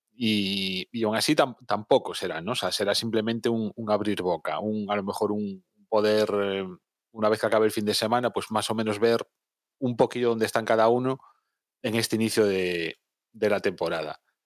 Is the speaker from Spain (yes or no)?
yes; Spain; los que somos españoles